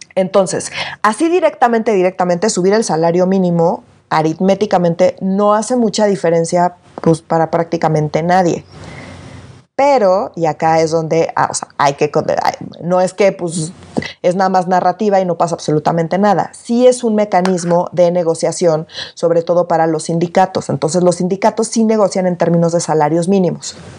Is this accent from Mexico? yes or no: yes; Mexico City, Mexico; yo siempre he sido muy, muy, muy chilanga. No me voy a disculpar por ser chilanga